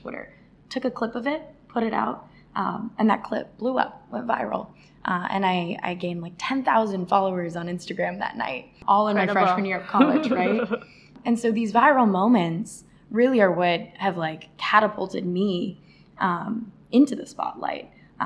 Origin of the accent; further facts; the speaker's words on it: Arizona, United States; moved away as an adult; now in New York, United States; I moved all the way to the big city, yeah, from Arizona, all by myself as the first of my family to attend college